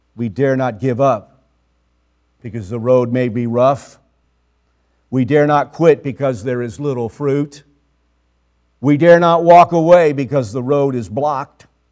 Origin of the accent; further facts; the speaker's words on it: Mexico; I was born in Mexico. Uh, we lived on or near the border for most of my life.